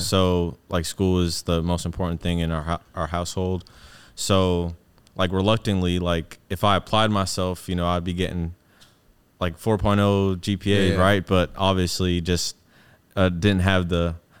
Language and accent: English; Atlanta, Georgia, United States; born there; That's where my little sister was born. I was born in Atlanta.